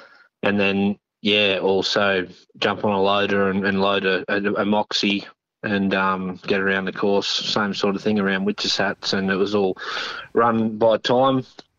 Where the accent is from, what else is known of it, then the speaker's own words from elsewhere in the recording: North New South Wales, Australia; moved away as an adult; now in Kalgoorlie, Australia; No, I'm from the East Coast, North New South Wales originally, grew up over there and worked in the civil industry and transport industry, and come over here in 2012, so been in Kalgoorlie for 10 years.